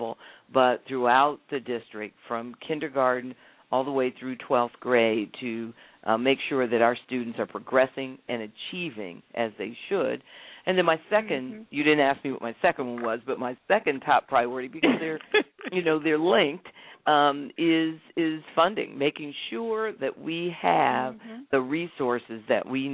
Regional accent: Columbus, Ohio, United States; When I grew up in Columbus. I have the distinction of growing up in a city that has also allowed me to become superintendent of Columbus

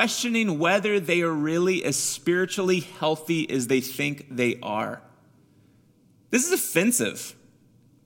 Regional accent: Missouri, United States; I grew up with him in Missouri

